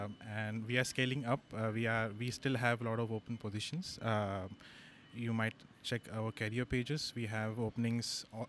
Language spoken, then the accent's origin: English; Hyderabad, Telangana, India; I'm from Hyderabad.